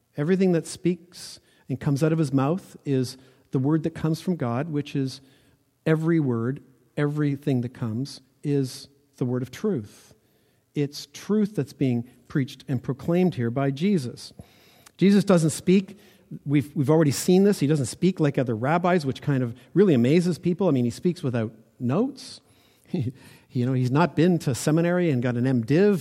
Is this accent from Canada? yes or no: yes; Ontario, Canada; I grew up in Ontario